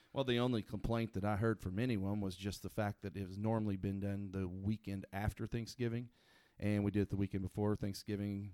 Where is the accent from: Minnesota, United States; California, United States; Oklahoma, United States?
Oklahoma, United States; I'm from Oklahoma